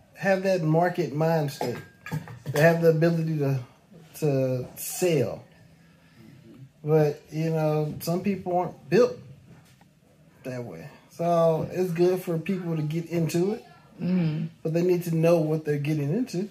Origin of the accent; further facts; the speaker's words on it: Missouri, United States; moved away; I'm from we from Missouri